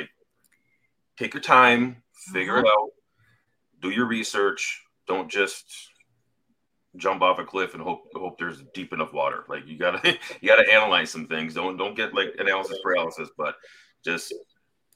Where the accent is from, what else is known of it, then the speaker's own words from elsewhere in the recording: Wisconsin, United States; I'm from Wisconsin.